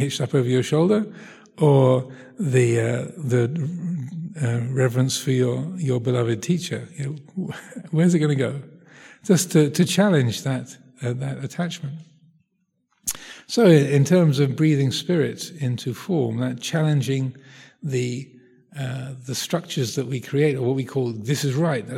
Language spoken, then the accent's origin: English; United Kingdom; I'm British, or I'm a Euro-mongrel really, but have a mixed ancestry from all over Europe